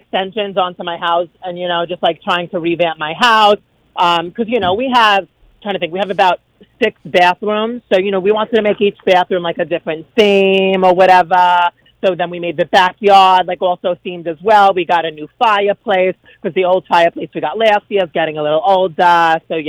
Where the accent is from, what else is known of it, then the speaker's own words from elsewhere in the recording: Brooklyn, New York, United States; accent: Brooklyn; now in Monmouth County, United States; I'm from Brooklyn, so, you know, Brooklyn girl at heart. You're never going to really lose the accent.